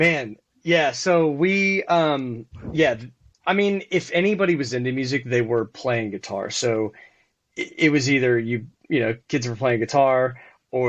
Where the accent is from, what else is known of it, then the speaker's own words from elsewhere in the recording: Shreveport, Louisiana, United States; moved away; also born or lived in Dallas; I grew up in Shreveport, Louisiana